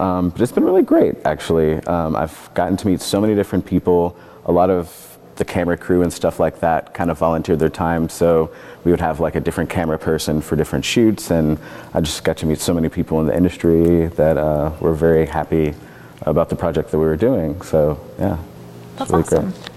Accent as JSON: {"language": "English", "region": "Kentucky", "country": "United States", "tie": "born or raised there", "moved": "yes", "lives_now": "Oregon, United States", "said": "growing up in Kentucky"}